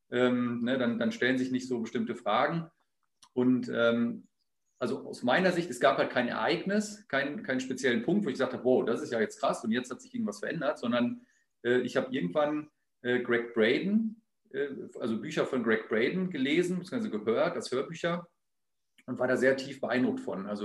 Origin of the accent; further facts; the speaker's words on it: Hannover, Lower Saxony, Germany; born there; geboren bin ich im Jahr 1972, im Sommer, im August, äh, in Hannover. Ähm, deswegen habe ich auch keinen Dialekt, sondern spreche das reinste Hochdeutsch.